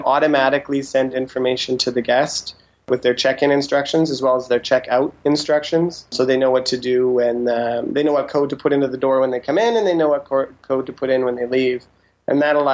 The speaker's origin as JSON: {"language": "English", "region": "Saskatchewan", "country": "Canada", "moved": "yes", "said": "I'm originally from Saskatchewan, so most of my family's Mennonite, and so they're not super keen on technology"}